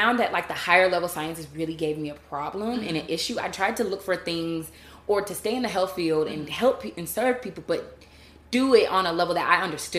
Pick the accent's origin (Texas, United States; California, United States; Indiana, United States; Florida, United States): Florida, United States; Pensacola; moved away as an adult; now in Washington, D.C., United States; I grew up in Pensacola, Florida. Okay. And I moved up to Washington, D.C. after college, going to University of Florida, and I got my doctorate degree in physical therapy at Howard University.